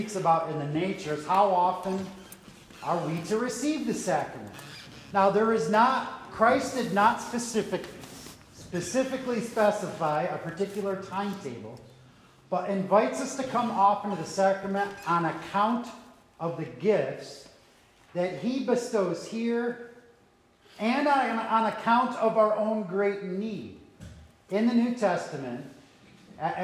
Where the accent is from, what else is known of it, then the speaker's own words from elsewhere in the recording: New York, United States; some of my vowels as a New Yorker